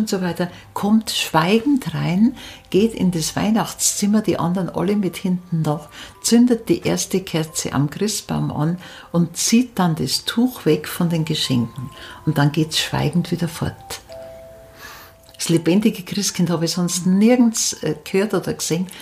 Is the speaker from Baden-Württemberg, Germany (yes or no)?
no; near Munich, Upper Bavaria, Germany; accent: dialect from near Munich; moved away as an adult; also born or lived in Upper Palatinate; now in Regensburg, Germany; ich bin nicht in der Oberpfalz aufgewachsen. Auch mhm. Äh, mein Dialekt ist aus, äh, in der Nähe von München.